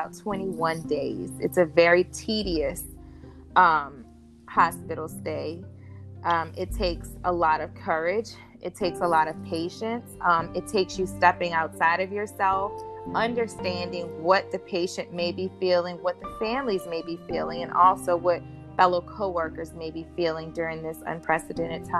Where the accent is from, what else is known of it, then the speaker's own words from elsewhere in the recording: LaPlace, Louisiana, United States; moved away; also born or lived in Africa; my hometown